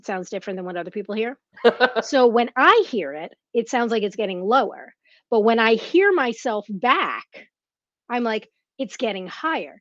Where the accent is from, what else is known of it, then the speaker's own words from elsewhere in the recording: Teaneck, New Jersey, United States; also born or lived in Bronx, New York; I grew up in North Jersey, in Teaneck, and you know, by way of the Bronx